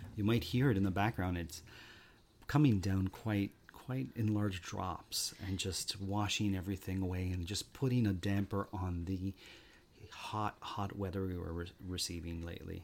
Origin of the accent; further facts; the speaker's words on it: Canada; We're Canadian